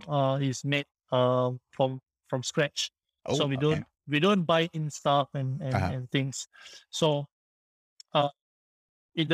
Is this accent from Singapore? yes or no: yes; Singapore; also born or lived in France; I came back from France to Singapore. I had to serve my national service for 2 years